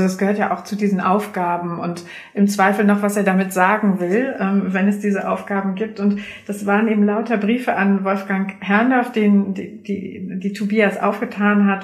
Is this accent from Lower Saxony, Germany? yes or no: yes; Lower Saxony, Germany; ich komme aus Niedersachsen, da gibt's keinen kein Dialekt